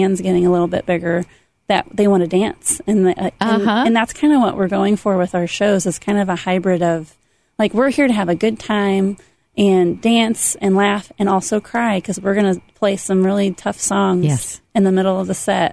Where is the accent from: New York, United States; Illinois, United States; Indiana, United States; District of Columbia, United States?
Indiana, United States; Goshen; born or raised there